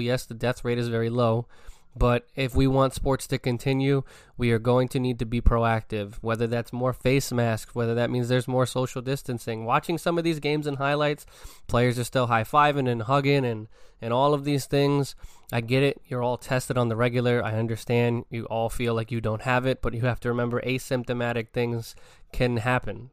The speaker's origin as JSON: {"language": "English", "town": "New York City", "region": "New York", "country": "United States", "tie": "born or raised there", "said": "being born and raised in the Bronx"}